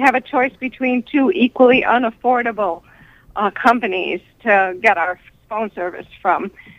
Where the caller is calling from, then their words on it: New York, United States; calling from New York.